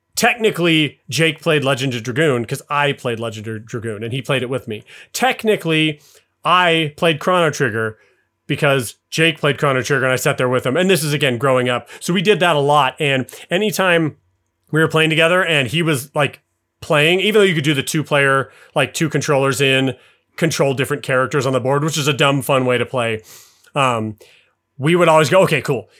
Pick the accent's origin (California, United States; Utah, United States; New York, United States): Utah, United States; Salt Lake City; I grew up in Salt Lake City